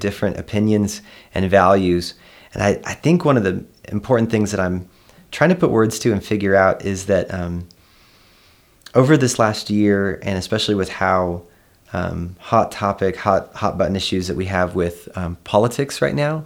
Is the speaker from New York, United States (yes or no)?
no; Kansas, United States; moved away; I'm from Kansas and I have this, like, very grounded nature about me